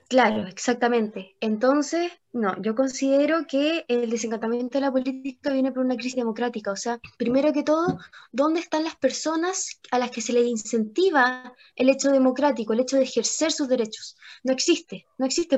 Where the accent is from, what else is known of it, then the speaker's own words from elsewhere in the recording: Chile; los jóvenes somos el futuro de Chile